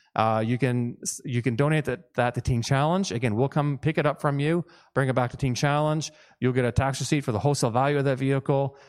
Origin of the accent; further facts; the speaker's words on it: Newfoundland and Labrador, Canada; moved away; I'm from Newfoundland originally, and so I tend to kinda speak fast